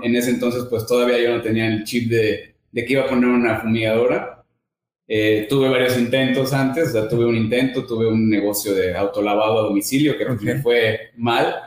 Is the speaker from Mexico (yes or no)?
yes; Veracruz, Mexico; Soy de Veracruz, tengo 33 años.